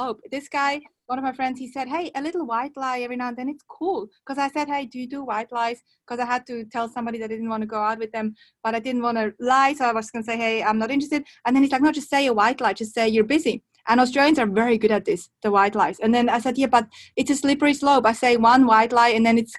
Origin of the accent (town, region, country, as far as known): Switzerland